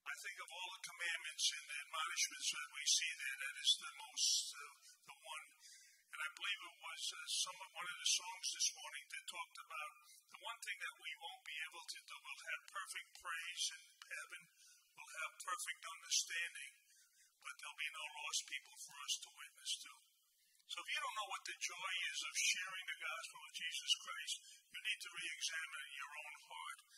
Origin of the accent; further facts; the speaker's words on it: New York City, New York, United States; I born and raised in Brooklyn, New York.